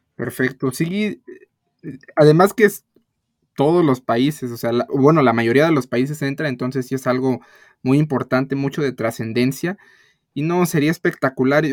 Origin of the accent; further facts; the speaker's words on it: Mexico; nosotros como mexicanos